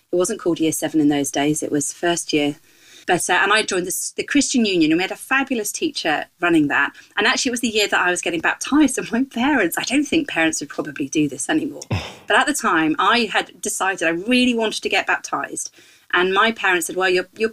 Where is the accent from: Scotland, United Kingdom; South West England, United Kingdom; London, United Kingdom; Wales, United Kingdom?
South West England, United Kingdom; West Country; accent: West Country; moved away as an adult; also born or lived in Kenya; I grew up in the West Country, which occasionally pops its head up in my accent.